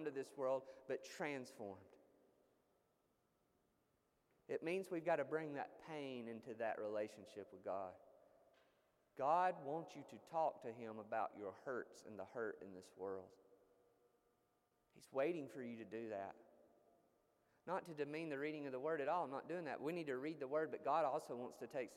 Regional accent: United States; as American Christians

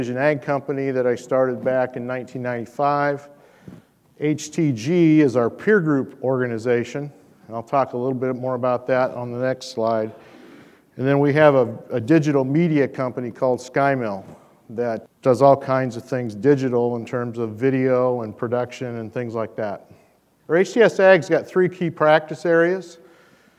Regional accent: Shelby County, Iowa, United States; I'm really just a simple Iowa farm boy. I come from Shelby County, Iowa

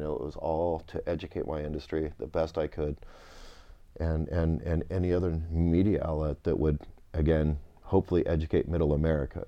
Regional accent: Napa Valley, California, United States; also born or lived in Winters, California; I grew up, I was born and raised in Napa Valley, so where I played as a child is now Opus One

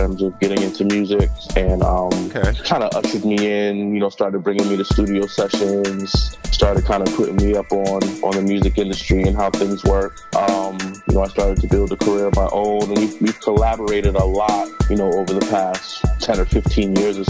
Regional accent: Boston, Massachusetts, United States; parents are like from South Mississippi. Yeah, but we are born and raised in Boston, and parents also born in Boston.

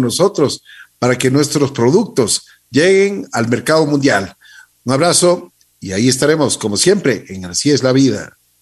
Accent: Ecuador; Los ecuatorianos tenemos capacidad

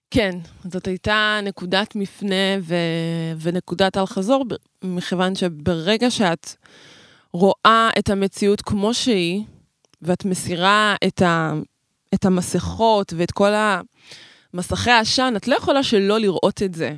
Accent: Israel; first language Hebrew; אני נולדתי פה ואני גדלתי פה, ועברית זה שפת האם שלי, ועשיתי את כל החובות שלי, אני ישראלית

